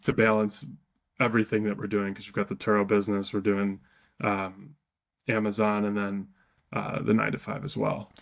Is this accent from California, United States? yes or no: no; Wisconsin, United States; I'm from Wisconsin, so we have sales tax